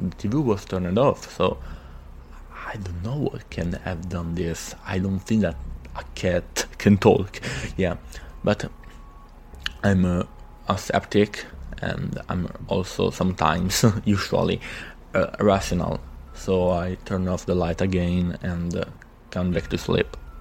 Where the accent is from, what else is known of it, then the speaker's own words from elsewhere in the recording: Italy; from Italy